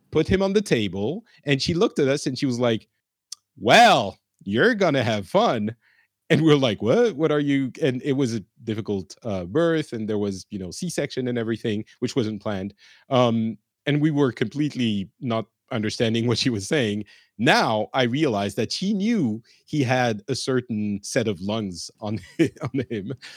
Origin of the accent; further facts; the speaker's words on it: France; also born or lived in Lebanon / Japan; I grew up in France